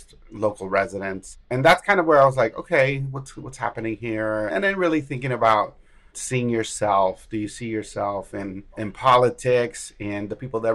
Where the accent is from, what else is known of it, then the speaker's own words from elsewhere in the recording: El Paso, Texas, United States; now in Austin, United States; I'm originally from El Paso. So I'm from West Texas, based in Austin. I've been here for about 25 years